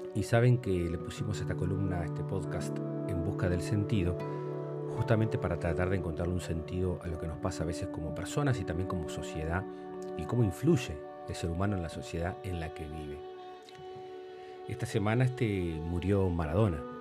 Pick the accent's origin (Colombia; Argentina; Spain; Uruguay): Uruguay; como uruguayos